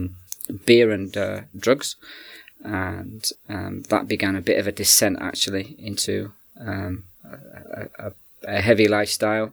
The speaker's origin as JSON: {"language": "English", "region": "England", "country": "United Kingdom", "also_born_or_lived": "Republic of Ireland", "accent": "English", "moved": "yes", "lives_now": "Scotland", "said": "The accent's actually English"}